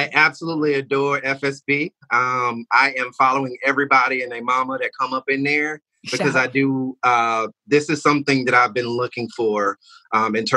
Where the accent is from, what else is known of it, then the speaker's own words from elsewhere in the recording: Albany, Georgia, United States; now in Ocoee, United States; I'm straight out of Georgia. I'm from Albany, Georgia, down south.